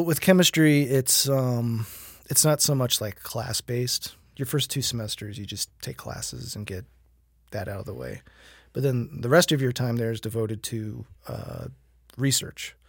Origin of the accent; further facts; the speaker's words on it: Fort Myers, Florida, United States; moved away; I hail from Fort Myers, Florida